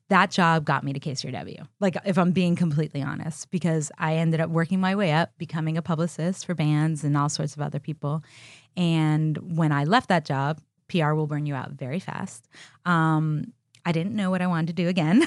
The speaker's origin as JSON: {"language": "English", "town": "Miami", "region": "Florida", "country": "United States", "tie": "born or raised there", "also_born_or_lived": "Austin, Texas", "moved": "yes", "lives_now": "Los Angeles, United States", "said": "my best friend growing up in Miami, Florida"}